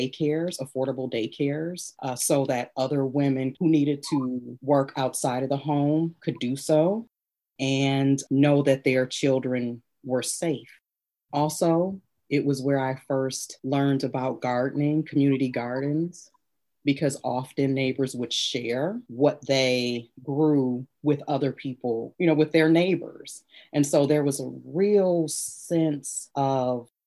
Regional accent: Ypsilanti, Michigan, United States; I was born and raised in Ypsilanti

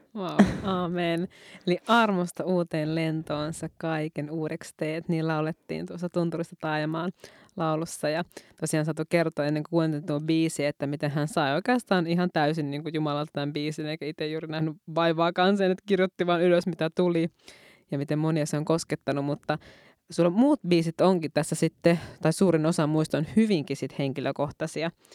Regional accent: Muonio, Lapland, Finland; now in Helsinki region, Finland; sieltä Muoniosta, Lapista, josta ollaan molemmat kotoisin. Ja nyt me molemmat pohjoisen tytöt asutaankin täällä Helsingin seudulla.

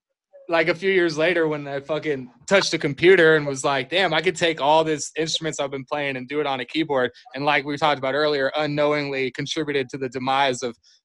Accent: Austin, Texas, United States; I was born in Austin.

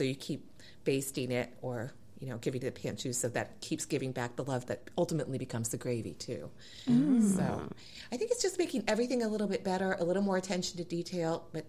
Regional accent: New England, United States; also born or lived in Charleston; And I grew up in New England and lived in Charleston forever.

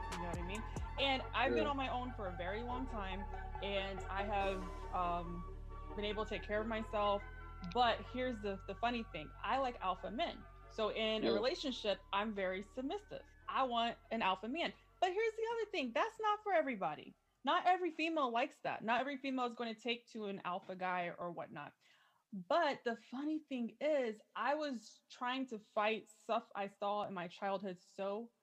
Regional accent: the South, United States; I grew up in the South

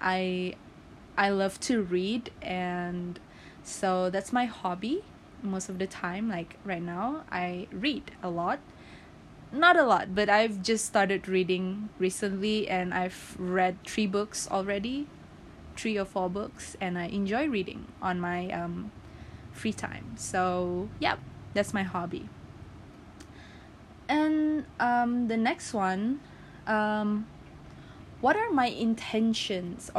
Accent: Sipitang, Sabah, Malaysia; also born or lived in Tenom, Sabah, Malaysia; I am born and raised in Sipitang, and I have two hometown.

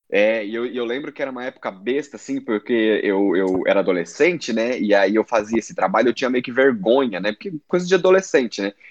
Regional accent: São Paulo, Brazil; moved away; eu era lá da Zona Norte

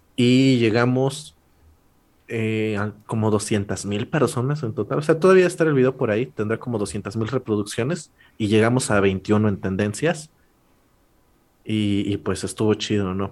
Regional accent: La Purísima, Puebla, Mexico; yo siendo alguien de, un pueblo de, Puebla, o sea, ni siquiera soy de Puebla capital

